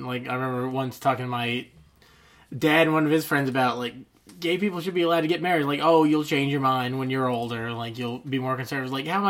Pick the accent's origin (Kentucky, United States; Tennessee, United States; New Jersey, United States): Kentucky, United States; I'm from Kentucky